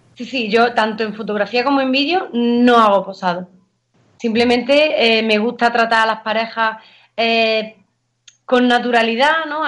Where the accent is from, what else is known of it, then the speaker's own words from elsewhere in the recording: Valle de los Pedroches, northern Córdoba, Andalusia, Spain; soy del norte de Córdoba, de la zona de los Pedroches, del Valle de los Pedroches